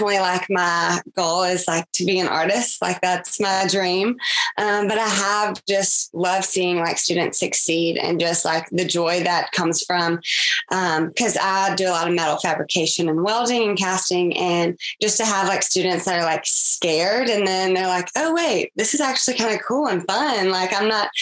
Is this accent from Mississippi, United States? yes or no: yes; Meridian, Mississippi, United States; I grew up in Meridian, Mississippi